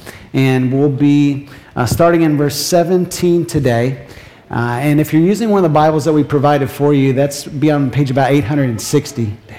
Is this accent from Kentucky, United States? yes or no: yes; Kentucky, United States; also born or lived in North Carolina, United States; now in New England, United States; my own personal experience of moving from the Southeast, North Carolina, before that grew up in Kentucky, to the Northeast